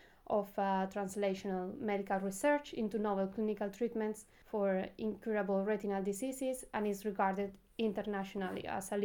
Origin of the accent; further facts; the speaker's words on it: Valencia, Valencian Community, Spain; moved away as an adult; now in Oxford, United Kingdom; I grew up in Valencia, a sunny and beautiful place located on the eastern coast of Spain.